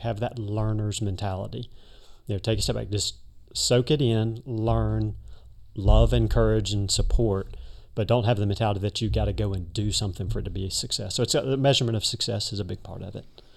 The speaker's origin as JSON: {"language": "English", "town": "Birmingham", "region": "Alabama", "country": "United States", "moved": "yes", "said": "Originally, I'm from Birmingham, Alabama"}